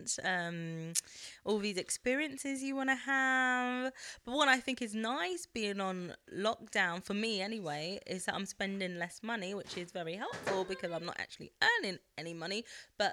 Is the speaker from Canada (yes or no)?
no; United Kingdom; moved away as an adult; now in France; I'm British after all.